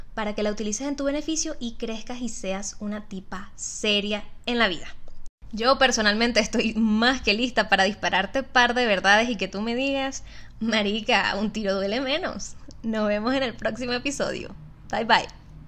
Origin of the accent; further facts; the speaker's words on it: Maracaibo, Zulia, Venezuela; Yo soy maracucha, nací en el noventa y uno